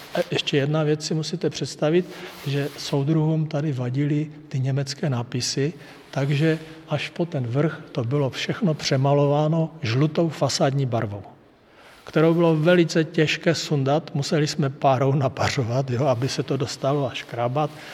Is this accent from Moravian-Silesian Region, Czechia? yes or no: yes; Hlučín Region, Moravian-Silesian Region, Czechia; moved away as an adult; now in Dolní Údolí, Czechia; My jsme z Hlučínska